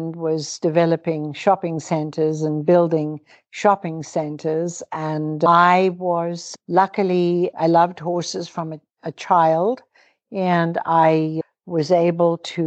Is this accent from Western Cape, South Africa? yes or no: yes; Cape Town, Western Cape, South Africa; moved away as an adult; also born or lived in Toronto, Canada; I was born to British Irish parents in Cape Town, South Africa, and educated there